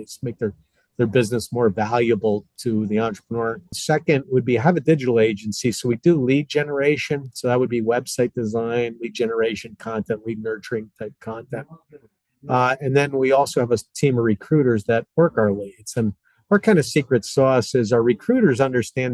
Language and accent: English; New England, United States; I'm from New England